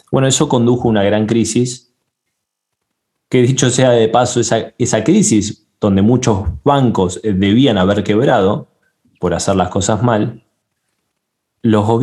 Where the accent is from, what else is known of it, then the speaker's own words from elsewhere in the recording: Panama; de Panamá